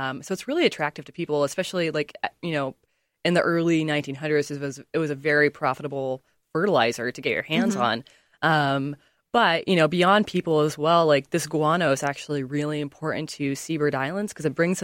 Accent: Boise, Idaho, United States; moved away as an adult; now in Illinois, United States; I grew up just outside of Boise, Idaho

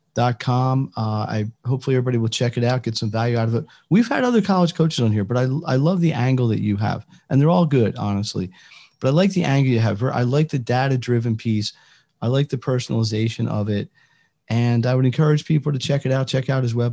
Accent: Philadelphia, Pennsylvania, United States; I'm from Philadelphia

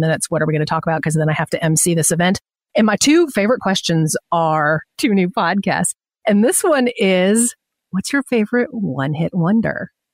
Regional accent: Atlanta, Georgia, United States; I'm from Atlanta

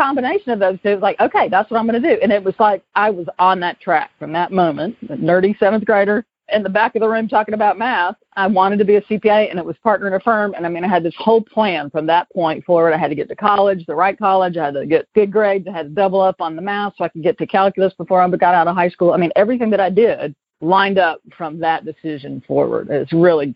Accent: Greenville, South Carolina, United States; accent: Southern; moved away as an adult; also born or lived in Hickory / Nashville, Tennessee / Atlanta; now in California, United States; I was a nerdy seventh grader growing up in public schools in Greenville, South Carolina, which you can probably already tell is I'm from the South originally.

